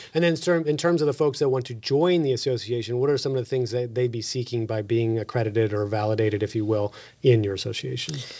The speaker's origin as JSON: {"language": "English", "region": "Texas", "country": "United States", "accent": "Texas", "said": "my Texas accent"}